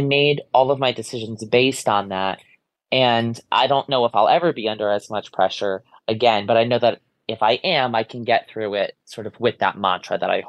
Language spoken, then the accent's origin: English; Ansonia, Connecticut, United States; born or raised there